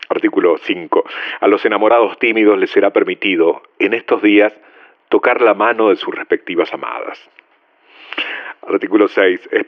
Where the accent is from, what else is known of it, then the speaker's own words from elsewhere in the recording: Dominico, Buenos Aires Province, Argentina; Soy de Domínico.